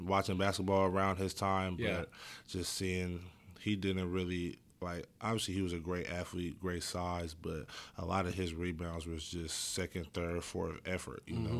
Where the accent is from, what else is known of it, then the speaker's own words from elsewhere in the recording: Oakland, California, United States; I love Oakland, man. Every time I go back, I never want to leave.